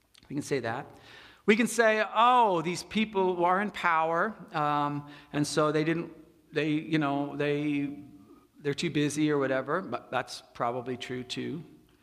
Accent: Pasadena, California, United States; also born or lived in New Jersey; we move to Pasadena. And we have no money. And so I am in the public school, and in 5th, 6th, 7th, and 8th grade

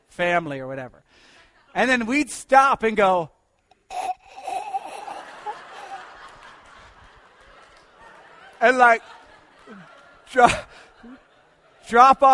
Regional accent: Pasadena, California, United States; also born or lived in New Jersey; When I grew up, we lived in Pasadena. I moved from New Jersey to Pasadena

